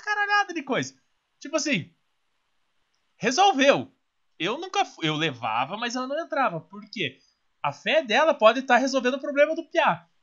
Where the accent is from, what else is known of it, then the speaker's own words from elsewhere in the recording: Curitiba, Paraná, Brazil; nasci em Curitiba